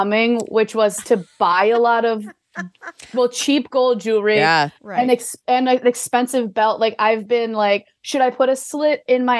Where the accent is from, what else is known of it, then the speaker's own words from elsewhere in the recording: Midwest, United States; now in Los Angeles, United States; I'm from the Midwest